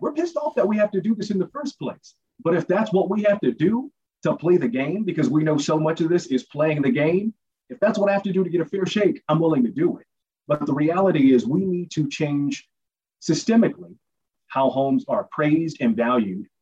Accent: Washington, District of Columbia, United States; now in Bay Area, United States; I'm from D.C.

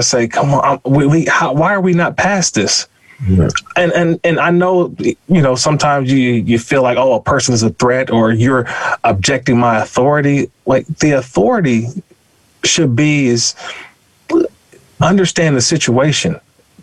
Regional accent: Oakland, California, United States; I grew up in Oakland, California

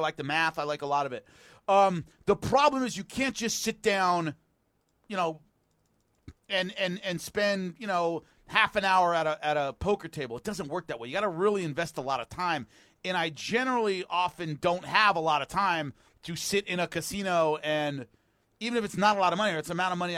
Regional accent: California, United States; I'm a Californian

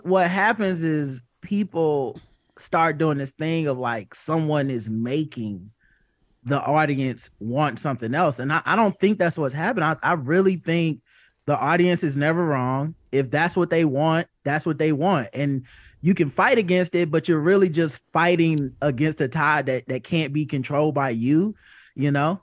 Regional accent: the South, United States; I grew up in, I grew up in the South

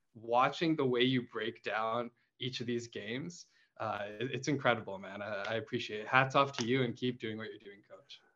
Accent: Toronto, Ontario, Canada; We're from Toronto.

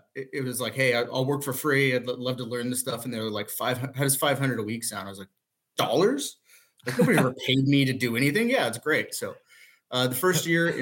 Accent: Indianapolis, Indiana, United States; I'm from Indianapolis

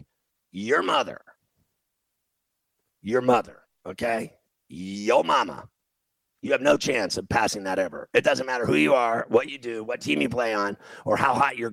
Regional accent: Indiana, United States; I'm from Indiana, and I went to Indiana University

